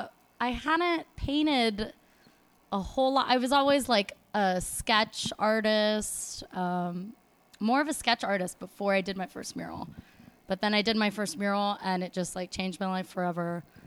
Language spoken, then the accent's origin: English; Los Angeles, California, United States; born or raised there